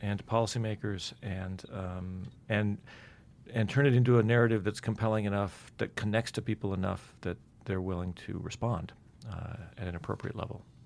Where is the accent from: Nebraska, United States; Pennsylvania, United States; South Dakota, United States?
South Dakota, United States; Black Hills; now in Utah, United States; I grew up in the Black Hills in South Dakota